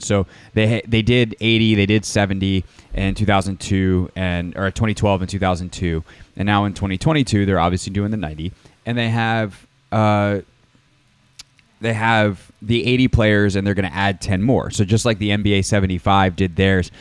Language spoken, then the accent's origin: English; Greenville, South Carolina, United States; growing up in Greenville, South Carolina